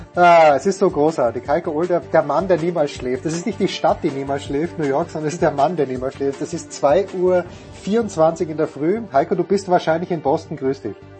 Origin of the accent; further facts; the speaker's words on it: Köflach, Styria, Austria; now in Munich, Germany; Bernbach-Köflach in Österreich, wo ich herkomme